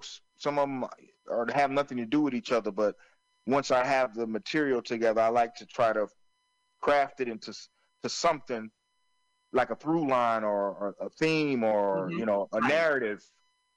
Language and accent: English; Florence, South Carolina, United States; where I grew up in Florence, South Carolina